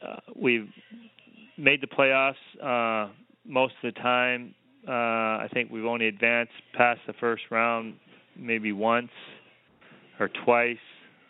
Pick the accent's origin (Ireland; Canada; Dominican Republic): Canada; now in Los Angeles, United States; my hometown, there may be 75 people in my hometown. I came from maybe